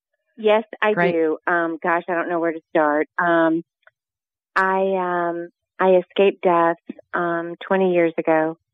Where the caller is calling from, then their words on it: Lexington, Kentucky, United States; I'm …. I'm … from Lexington, Kentucky.